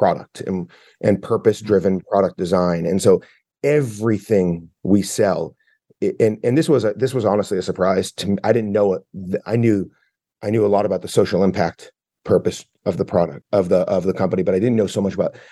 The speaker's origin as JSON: {"language": "English", "town": "Boston", "region": "Massachusetts", "country": "United States", "said": "I'm from the Boston area. So I grew up with New Balance"}